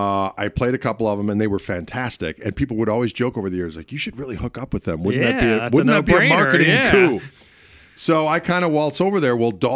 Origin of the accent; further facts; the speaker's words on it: Midwest, United States; We're both from the Midwest.